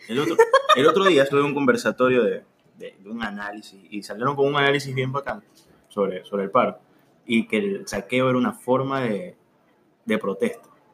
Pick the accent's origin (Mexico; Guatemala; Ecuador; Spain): Ecuador; Esmeraldas; En mi pueblito, Esmeralitas.